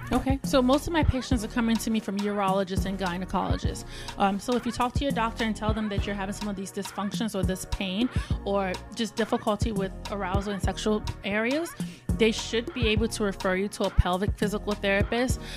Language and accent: English; Nigeria; also born or lived in Richmond, Virginia, United States; now in Houston, United States; I am originally from Nigeria, but I lived in Richmond, Virginia. I just moved to Texas, Houston, Texas, two years ago